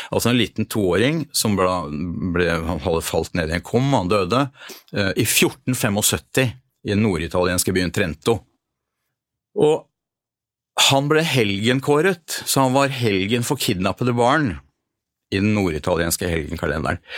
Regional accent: Norway; Eh, ja, jeg er norsk, men ikke en kristen nordmann.

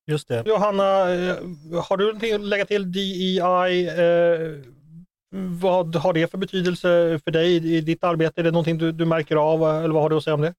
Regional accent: Sweden; som svensk

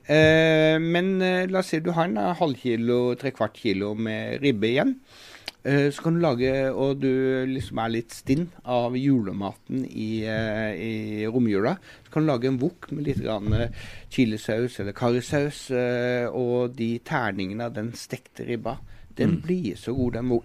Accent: Sørlandet, Southern Norway, Norway; Jeg er jo sørlending

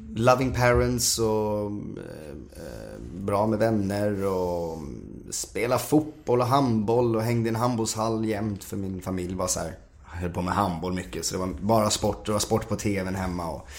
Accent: Huddinge, Stockholm County, Sweden; jag bor i Huddinge då och åker in till stan och går med 20 eh, tjejer. Jag är ensam kille. Oj. Och 20 tjejer går på showdans. Mm när alla mina kompisar, jag är från Huddinge

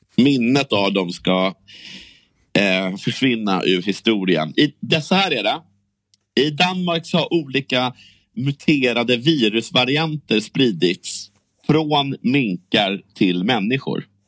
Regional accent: Sweden; vi svenskar

